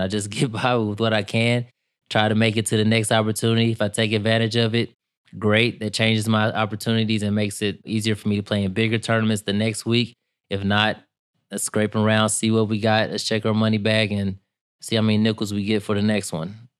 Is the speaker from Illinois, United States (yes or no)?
yes; East St. Louis, Illinois, United States; I'm from East Saint Louis, Illinois, which a lotta people think since Saint Louis is in Missouri, it's, uh, I'm in Missouri, but right across the river in Illinois, and that's pretty much where I was raised